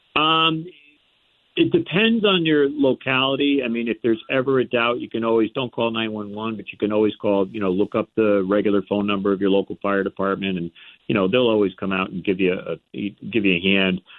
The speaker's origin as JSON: {"language": "English", "town": "Port Washington", "region": "New York", "country": "United States", "tie": "born or raised there", "moved": "yes", "lives_now": "Connecticut, United States", "said": "I grew up on Long Island, so it was in Port Washington, in New York."}